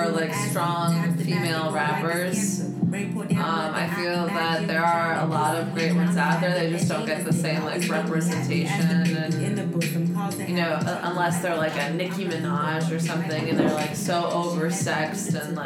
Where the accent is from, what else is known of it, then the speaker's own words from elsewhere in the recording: Chicago, Illinois, United States; I grew up in West Rogers Park